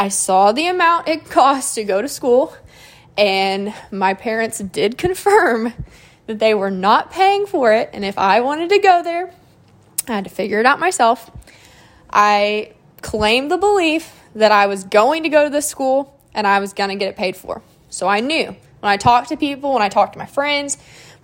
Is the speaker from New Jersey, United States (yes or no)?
no; Moore, Oklahoma, United States; I'm from Moore, so this school is about 20 minutes away